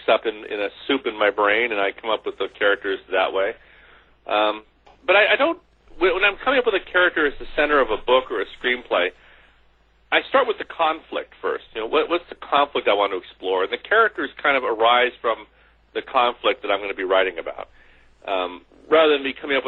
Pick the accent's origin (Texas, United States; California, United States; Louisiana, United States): California, United States; San Francisco Bay Area; also born or lived in Los Angeles; I grew up in the San Francisco Bay Area